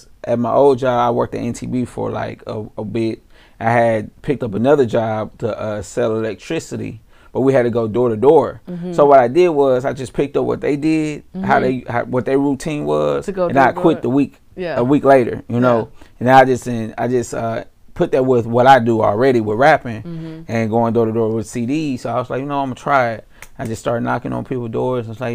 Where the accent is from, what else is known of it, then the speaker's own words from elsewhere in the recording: Missouri City, Texas, United States; also born or lived in Washington, D.C.; I'm from Mo City. I'm originally from D.C., mm-hmm. But I moved down here when I was 3 years old